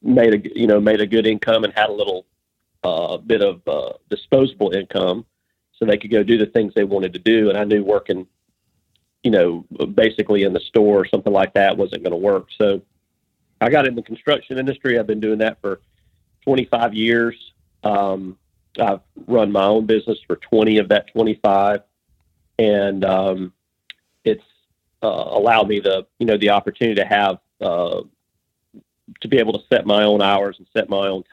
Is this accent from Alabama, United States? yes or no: yes; lower Alabama, United States; I was born and raised in Alabama, or L.A., lower Alabama.